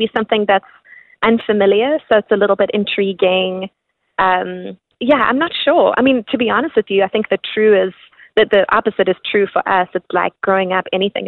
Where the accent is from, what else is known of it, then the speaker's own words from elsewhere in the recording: South Africa; growing up in South Africa, we listened to all different kinds of music